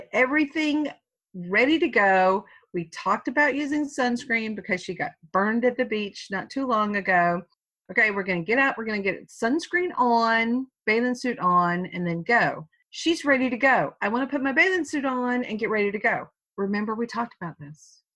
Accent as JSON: {"language": "English", "region": "the South", "country": "United States", "tie": "born or raised there", "said": "I was born, I was brought up in the South."}